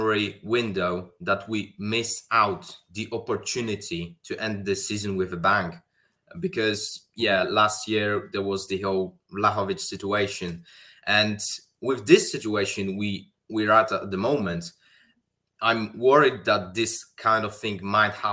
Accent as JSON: {"language": "English", "country": "Poland", "said": "I am from Poland"}